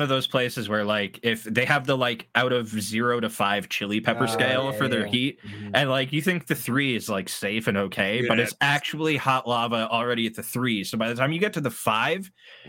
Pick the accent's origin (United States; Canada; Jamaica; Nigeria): Canada; Hamilton, Ontario; I'm from Hamilton.